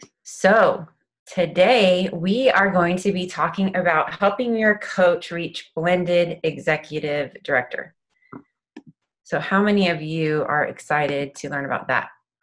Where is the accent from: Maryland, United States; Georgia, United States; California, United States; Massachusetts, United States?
California, United States; Thousand Oaks; also born or lived in Long Beach / Tampa, Florida; Hey, I'm originally from Thousand Oaks, Long Beach, Tampa, Florida.